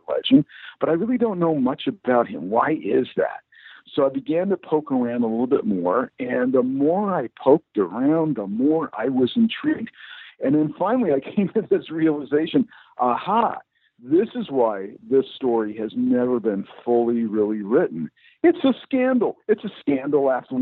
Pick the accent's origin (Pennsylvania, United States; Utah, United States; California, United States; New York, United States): California, United States; San Francisco Bay Area; I'm a Californian. I grew up in the San Francisco Bay Area